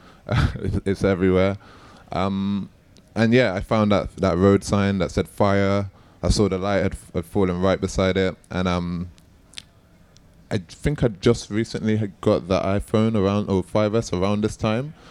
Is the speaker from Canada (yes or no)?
no; London, United Kingdom; I'm born and raised in East London